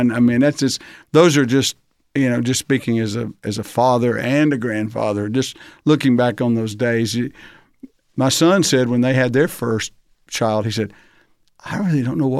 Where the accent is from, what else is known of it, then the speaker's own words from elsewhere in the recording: Arkansas, United States; So actually, and coming to Alabama is not vastly different than growing up in Arkansas.